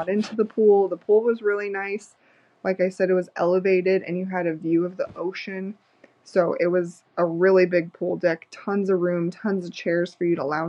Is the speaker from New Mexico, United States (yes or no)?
yes; New Mexico, United States; I am from New Mexico